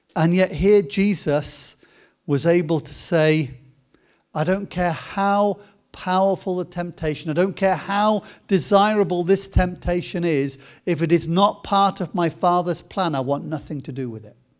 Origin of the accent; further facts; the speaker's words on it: Coventry, West Midlands, United Kingdom; spent a, a lot of time growing up in Coventry